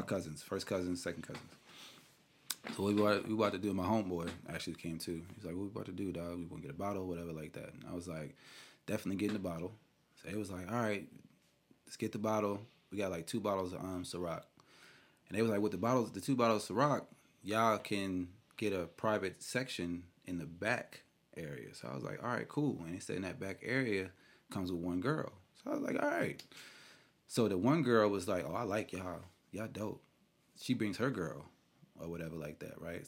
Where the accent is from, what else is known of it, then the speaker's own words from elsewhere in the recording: New York, United States; I'm from New York